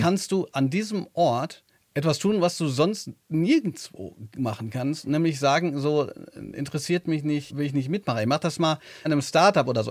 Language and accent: German; Hagen, North Rhine-Westphalia, Germany; in Hagen, wo ich herkomme, eine Stadt, die nicht sehr schön ist.